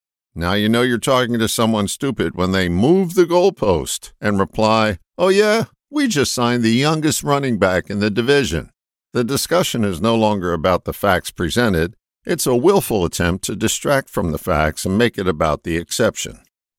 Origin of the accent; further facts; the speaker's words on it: Pennsylvania, United States; I've lived in 8 states and have visited 43. I grew up in Pennsylvania and have heard the following phrase countless times.